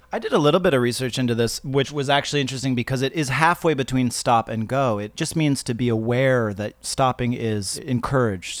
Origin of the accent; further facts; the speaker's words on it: Canada; moved away; I grew up actually in Canada